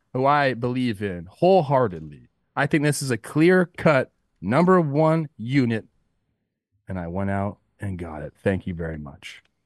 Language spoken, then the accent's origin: English; Los Angeles, California, United States; It's my hometown team, the Los Angeles Dodgers